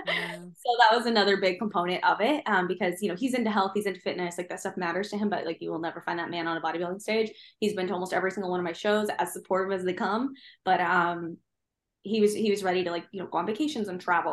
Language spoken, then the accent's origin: English; Midwest, United States; now in Virginia Beach, United States; I live in Virginia Beach. I very much like living here, although I do miss my mountains a little bit, although I'm from the Midwest.